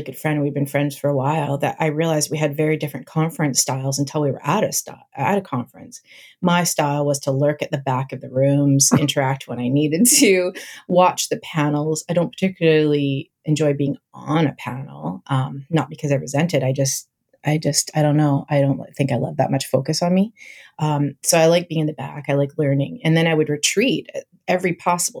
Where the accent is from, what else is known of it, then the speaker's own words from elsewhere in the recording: Canada; also born or lived in Vancouver Island, British Columbia; I'm Canadian